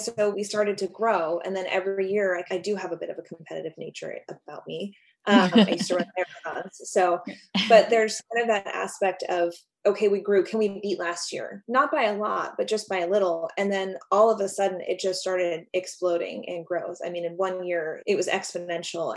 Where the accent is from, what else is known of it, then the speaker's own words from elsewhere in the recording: Alaska, United States; moved away as an adult; also born or lived in Los Angeles; I was born and raised in Alaska.